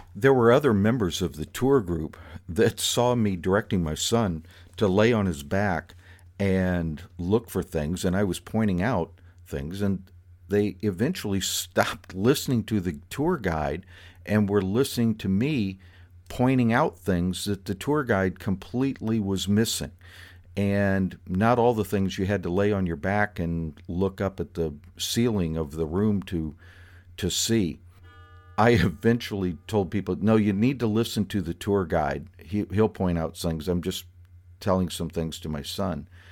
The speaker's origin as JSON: {"language": "English", "town": "Fort Myers", "region": "Florida", "country": "United States", "tie": "born or raised there", "said": "my hometown's probably most famous resident, Thomas Edison"}